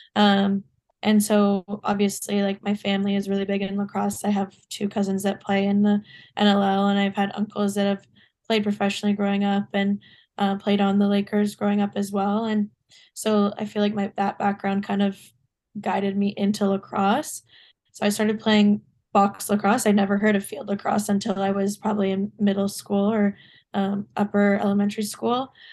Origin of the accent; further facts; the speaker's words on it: Ontario, Canada; also born or lived in New York; I live back in Ontario